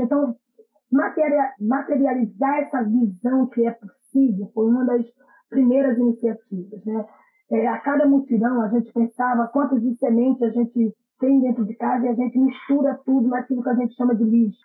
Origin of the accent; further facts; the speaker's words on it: Pernambuco, Brazil; now in Rio de Janeiro, Brazil; eu sou natural de Pernambuco